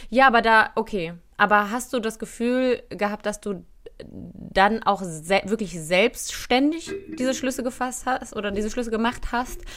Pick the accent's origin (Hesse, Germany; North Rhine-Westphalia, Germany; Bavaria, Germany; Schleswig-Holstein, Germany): North Rhine-Westphalia, Germany; Cologne; ich bin Rheinländerin, ich bin Kölnerin